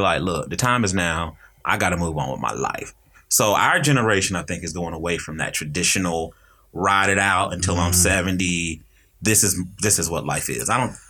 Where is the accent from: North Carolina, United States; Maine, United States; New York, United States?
North Carolina, United States; I'm originally from North Carolina.